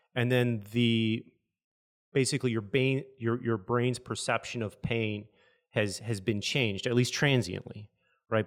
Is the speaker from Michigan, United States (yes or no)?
yes; Michigan, United States; moved away; I'm from Michigan, so we jump off bridges into rivers